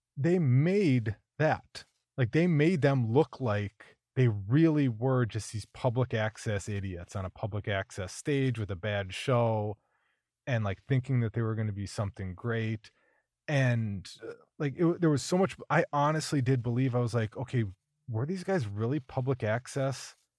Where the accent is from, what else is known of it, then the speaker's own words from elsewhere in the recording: Minnesota, United States; growing up in Minnesota